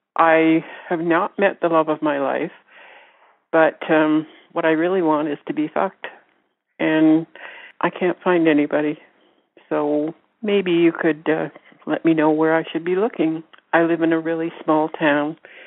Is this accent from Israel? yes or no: no; Canada; Hi, I'm Canadian, and I'm 75